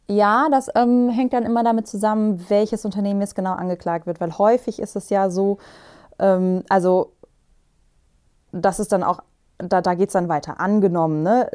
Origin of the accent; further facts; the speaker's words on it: Germany; bei uns in Deutschland